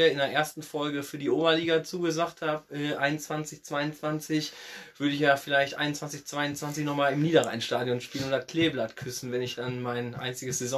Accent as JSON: {"language": "German", "region": "North Rhine-Westphalia", "country": "Germany", "tie": "born there", "said": "Ich komme ja ähm, gebürtig aus dem Kreis ähm, Rees-Bocholt und da gibt es ja in Rede eine Mannschaft, das ist DJK Rede 4."}